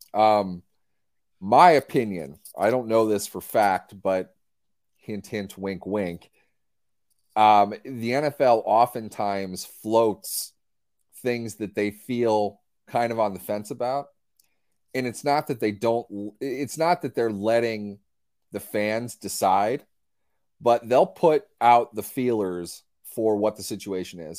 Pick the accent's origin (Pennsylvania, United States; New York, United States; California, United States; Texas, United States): Pennsylvania, United States; Pittsburgh; now in Minnesota, United States; we're from Pittsburgh. We happen to live in Minnesota, but that's, uh, our roots are Irish, Catholic, Pittsburgh through and through